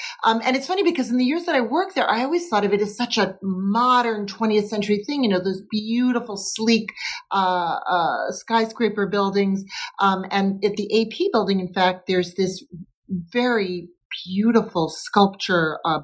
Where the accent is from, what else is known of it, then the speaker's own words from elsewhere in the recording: New York, United States; as a New Yorker